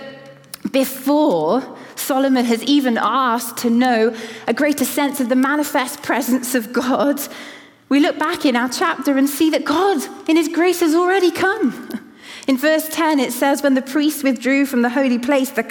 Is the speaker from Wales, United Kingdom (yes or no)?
yes; Cardiff, Wales, United Kingdom; moved away; the church that I grew up in Cardiff